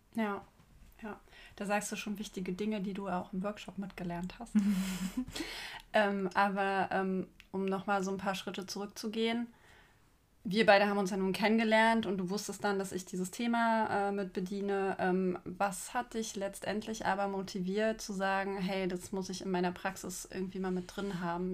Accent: Magdeburg, Saxony-Anhalt, Germany; Julia und ich trafen uns in meiner Heimatstadt Magdeburg

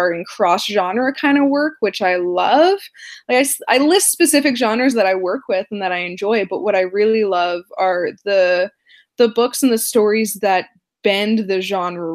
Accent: Canada; I am Canadian

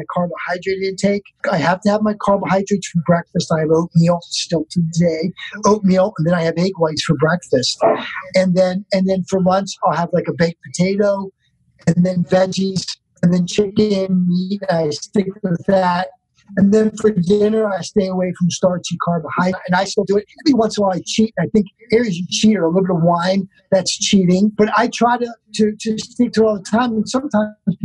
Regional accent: Baltimore, Maryland, United States; I'm from Baltimore.

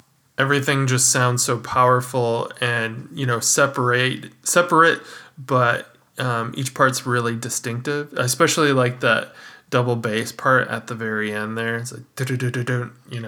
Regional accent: Wisconsin, United States; I'm from Wisconsin too. Although I lived about a block away from Illinois.

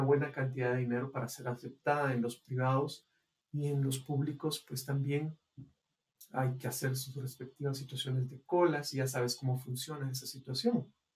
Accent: Guatemala; en el caso de nosotros, los guatemaltecos

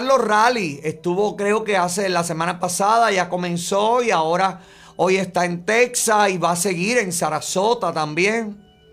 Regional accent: Camagüey, Cuba; now in United States; mi provincia natal

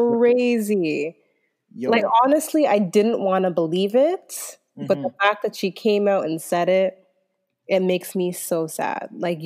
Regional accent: Toronto, Ontario, Canada; also born or lived in Mississauga; Yeah, I was born there, but I was obviously, like, raised in Toronto from when I was, like, 3 years old in the West End.

